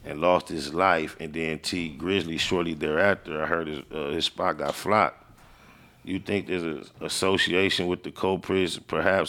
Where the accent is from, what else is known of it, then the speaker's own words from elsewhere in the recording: Compton, California, United States; I'm from LA, I'm from Compton